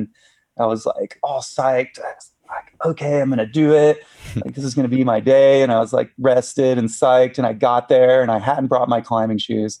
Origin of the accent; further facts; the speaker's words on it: the South, United States; so specific and so different than what I grew up with in the South